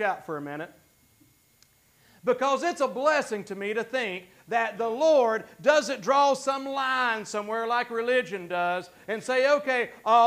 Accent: Gastonia, North Carolina, United States; I was raised mostly in South Gastonia, which is another whole story of a not very great part of town

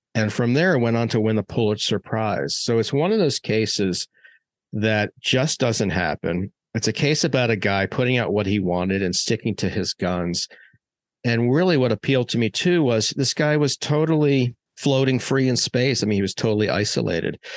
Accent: Maryland, United States; when I was growing up in Maryland

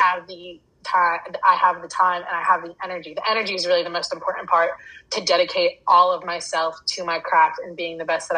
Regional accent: 45 minutes outside of Charlotte, North Carolina, United States; moved away as an adult; now in Los Angeles, United States; I grew up 45 minutes outside of Charlotte, and I went to school in Charlotte

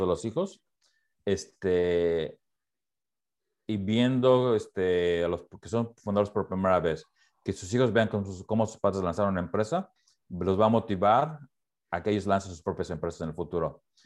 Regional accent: Mexico; now in Portland, United States; crecí en México

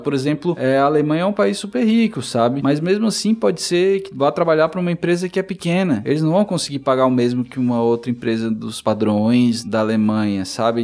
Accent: Brazil; coincidiu de eu ser brasileiro

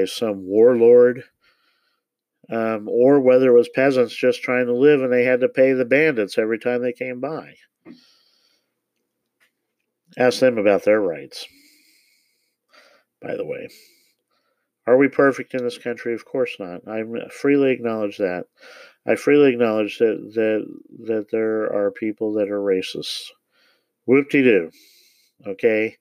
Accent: Parkville, Missouri, United States; I grew up in Parkville in the Kansas City area

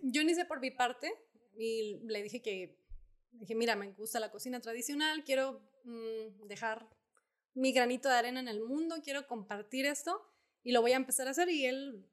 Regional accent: Zacatecas, Mexico; now in Guadalupe, Mexico; del rancho donde, eh, de mis abuelos, donde yo crecí

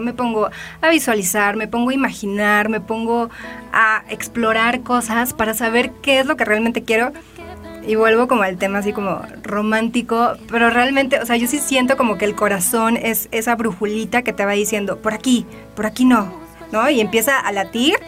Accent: Tijuana, Baja California, Mexico; moved away as an adult; now in Mexico City, Mexico; yo vivía en Tijuana, crecí allá. Digo, nací aquí en la Ciudad de México, pero crecí desde los cuatro años allá.

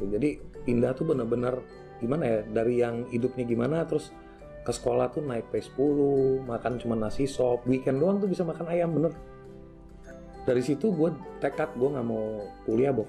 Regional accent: Madiun, East Java, Indonesia; born there; gue lahir di Jawa Timur kota kecil namanya Madiun

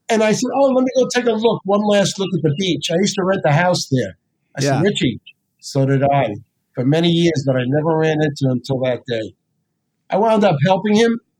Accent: New Jersey, United States; And I say, no, I'm from New Jersey.

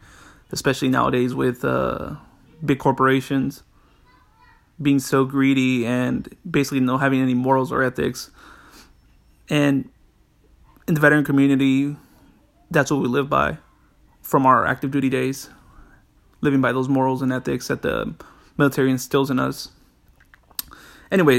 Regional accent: Los Angeles, California, United States; moved away as an adult; now in Washington, United States; I am from Los Angeles, California, and I'm currently living in Washington

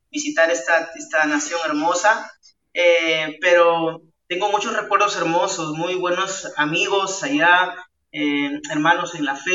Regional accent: La Libertad, Peru; born there; Yo soy de la nación de Perú, nací en un pueblito muy chiquitito, muy pequeño, se llama eh, eso está a, una hora de la ciudad de Trujillo, donde actualmente estoy viviendo, ciudad de Trujillo. Yo nací en ese pueblo

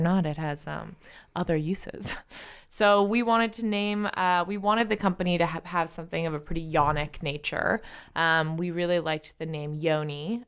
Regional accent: San Francisco, California, United States; I was raised in San Francisco by an alternative healer

